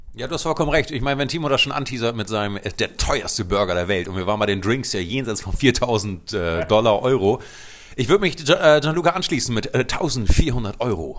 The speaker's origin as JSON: {"language": "German", "country": "Luxembourg", "tie": "born or raised there", "said": "ich bin äh, in Luxemburg geboren"}